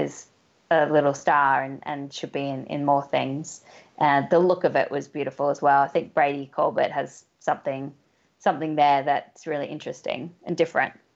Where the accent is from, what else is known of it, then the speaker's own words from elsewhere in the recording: Australia; being Australian